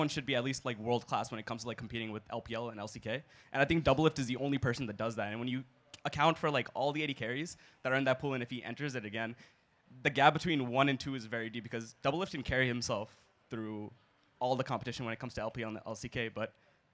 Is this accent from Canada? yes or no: no; Washington, District of Columbia, United States; I'm from D.C.